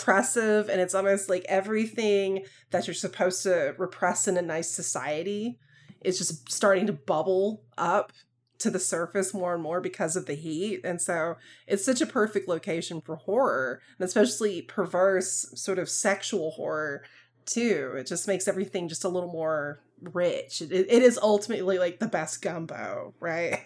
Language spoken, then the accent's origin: English; the South, United States; accent: Southern; a Southern accent, like, I have a little bit of one